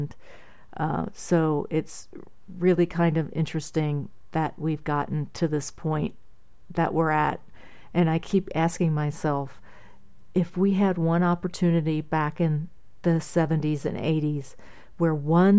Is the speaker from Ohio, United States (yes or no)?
yes; Middletown, Ohio, United States; And I'll be having some in my hometown of Middletown, Middletown, Ohio, at various places there.